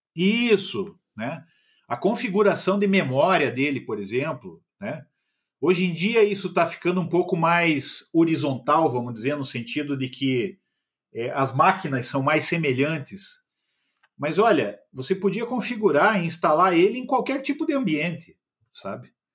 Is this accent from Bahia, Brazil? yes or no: no; Curitiba, Paraná, Brazil; Sou curitibano.